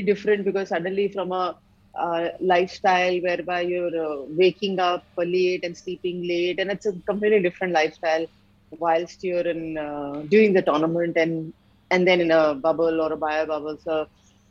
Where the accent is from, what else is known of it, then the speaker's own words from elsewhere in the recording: India; I'm an Indian